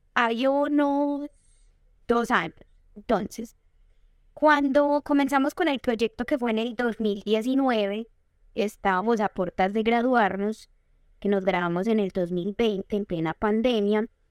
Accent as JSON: {"language": "Spanish", "town": "Medellín", "region": "Antioquia", "country": "Colombia", "tie": "born or raised there", "also_born_or_lived": "Arboletes, Antioquia", "said": "yo crecí en la ciudad de Medellín"}